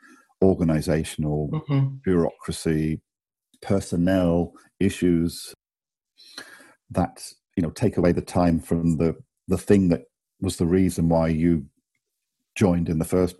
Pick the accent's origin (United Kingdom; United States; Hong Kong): United Kingdom; Bath, South West England; moved away as an adult; also born or lived in Cambridge / London; now in Germany; I grew up in England, in Bath, in the southwest.